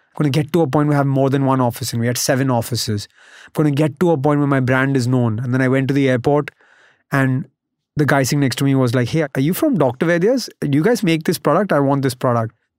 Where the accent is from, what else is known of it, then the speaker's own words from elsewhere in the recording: Mumbai, Maharashtra, India; also born or lived in United States; I grew up in Bombay, went to college in the U S.